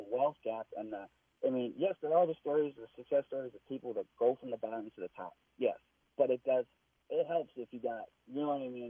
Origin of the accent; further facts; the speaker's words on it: Minneapolis, Minnesota, United States; white guy, Republican, born and raised in North Minneapolis. I have an interracial family